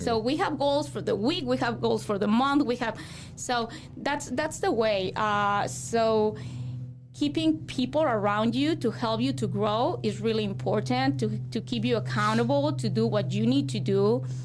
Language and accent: English; Mexico; English is a second language; moved away as an adult; also born or lived in Guadalajara, Mexico; now in Fort Wayne, United States; I grew up in Zaguayo